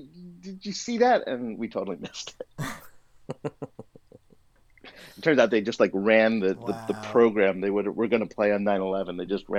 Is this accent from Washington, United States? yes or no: yes; Bellevue, Washington, United States; moved away as an adult; also born or lived in Mountlake Terrace, Washington; at that time, actually, I think we were living in Mount Lake Terrace, and then I think we moved to Bellevue right afterwards.